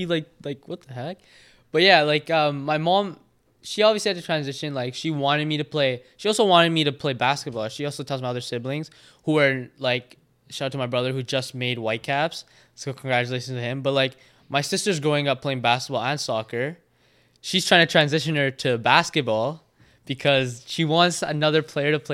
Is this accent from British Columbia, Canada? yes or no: yes; Prince George, British Columbia, Canada; also born or lived in Vancouver; But growing up in Prince George